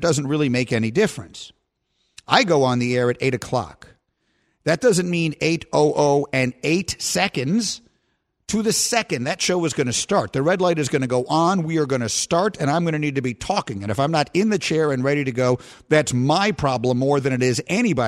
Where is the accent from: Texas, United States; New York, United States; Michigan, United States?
New York, United States; my hometown of New York